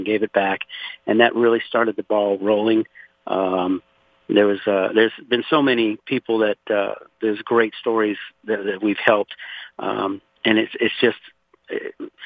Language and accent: English; Pointe-à-la-Hache, Louisiana, United States; now in Conroe, United States; I was born and raised in Louisiana, actually 60 miles south of New Orleans in a place called Point O'Hash.